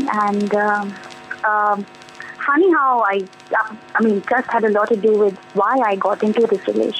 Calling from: Kolkata, West Bengal, India; also born or lived in Delhi; I'm calling from Calcutta.

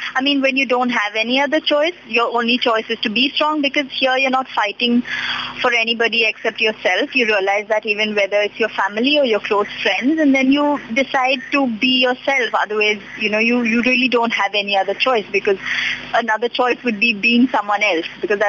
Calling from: Mumbai, Maharashtra, India; I'm calling from Mumbai.

